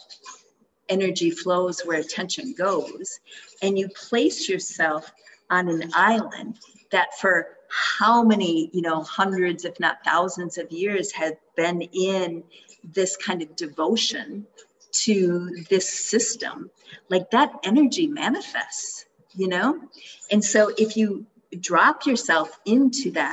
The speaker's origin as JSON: {"language": "English", "region": "Minnesota", "country": "United States", "tie": "born or raised there", "also_born_or_lived": "Bali", "moved": "as an adult", "said": "I was raised Christian in Minnesota"}